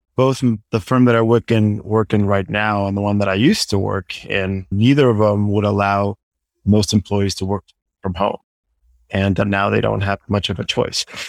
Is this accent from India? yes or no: no; Guatemala; moved away as an adult; also born or lived in New York City, United States; I am originally from Guatemala and I'm currently living and working there